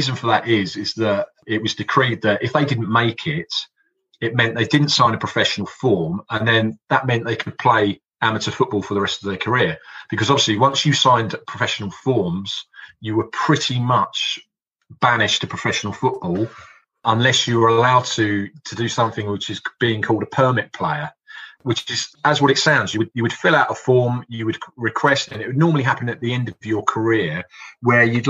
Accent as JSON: {"language": "English", "region": "London", "country": "United Kingdom", "tie": "born or raised there", "said": "where I grew up in West London, my local team was Hounslow"}